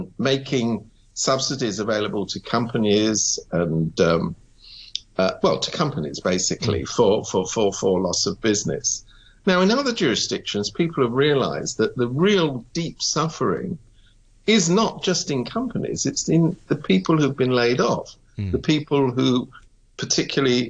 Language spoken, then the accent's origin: English; United Kingdom; now in Hong Kong; I come from Britain.